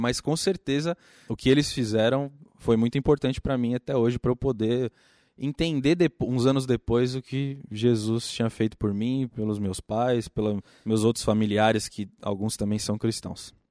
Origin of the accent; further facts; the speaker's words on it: São Paulo, Brazil; now in Jundiaí, Brazil; nasci em São Paulo, mas atualmente moro em Jundiaí